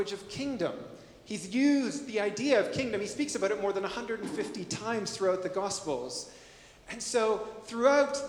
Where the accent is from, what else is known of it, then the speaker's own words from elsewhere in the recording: Canada; as a Canadian